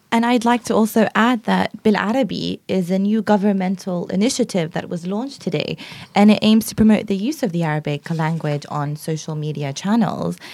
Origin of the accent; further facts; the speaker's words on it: London, United Kingdom; also born or lived in Iraq / Jordan; I was born in Iraq and I lived in Jordan briefly before moving to London where I've lived all my life